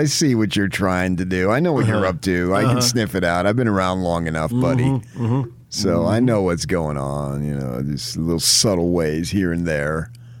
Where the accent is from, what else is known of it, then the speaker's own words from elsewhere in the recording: San Pedro, California, United States; I'm a Los Angeles area kid, right? My hometown, San Pedro, California.